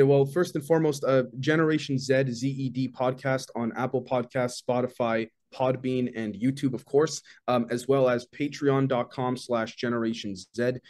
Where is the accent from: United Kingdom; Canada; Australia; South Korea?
Canada; also born or lived in Toronto; I'm, I'm Canadian, based out of Toronto